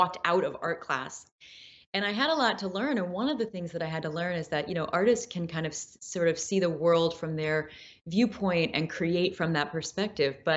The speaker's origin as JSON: {"language": "English", "region": "Midwest", "country": "United States", "tie": "born or raised there", "said": "I mean, I grew up with artists in the Midwest, so there's very much a sense of uh, in the Midwest this like uh, creative, absolute creative freedom."}